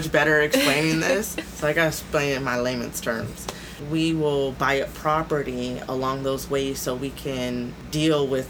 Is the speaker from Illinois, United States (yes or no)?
no; California, United States; now in Des Moines, United States; I'm originally from California